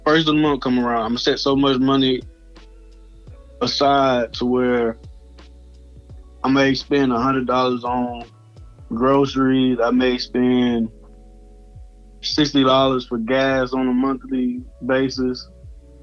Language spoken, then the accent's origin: English; Houston, Texas, United States; moved away as an adult; now in Mississippi, United States; I'm originally from Houston, Texas. Moved down here in Mississippi to go to school